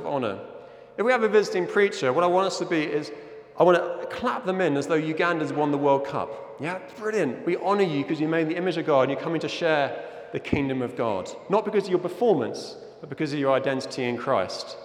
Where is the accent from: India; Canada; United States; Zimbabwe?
Zimbabwe; moved away; I'm originally from Zimbabwe